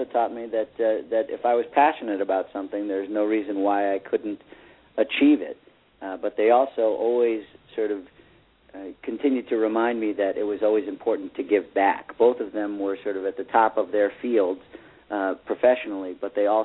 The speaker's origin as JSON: {"language": "English", "town": "Wellesley", "region": "Massachusetts", "country": "United States", "tie": "born or raised there", "said": "I was born in Wellesley, Massachusetts, right down the street from you"}